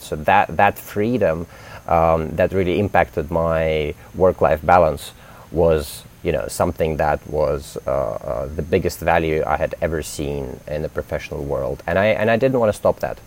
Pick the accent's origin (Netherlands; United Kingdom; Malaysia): United Kingdom; London; moved away as an adult; now in Indonesia; I grew up in London